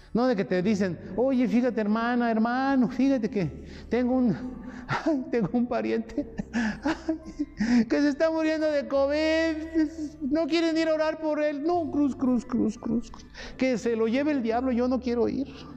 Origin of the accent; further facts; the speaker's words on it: Mexico; Nosotros tenemos una credencial que nos acredita como mexicanos